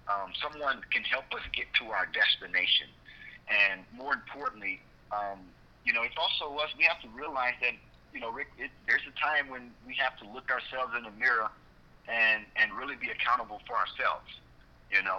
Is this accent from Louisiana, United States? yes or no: no; Port Arthur, Texas, United States; growing up in Port Arthur, where I was surrounded by drug abuse, addictions, violence, economic ruins